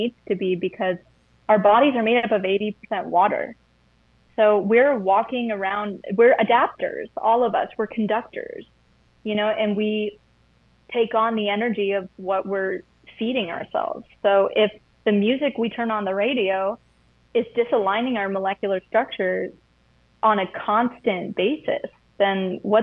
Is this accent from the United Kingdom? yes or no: no; United States; also born or lived in Tennessee / Atlanta, Georgia; I grew up in Tennessee, or like Atlanta area